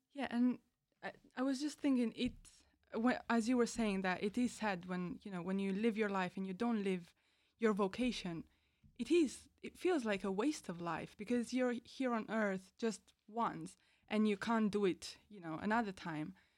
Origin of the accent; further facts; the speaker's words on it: Italy; moved away as an adult; now in High Wycombe, United Kingdom; I'm from Italy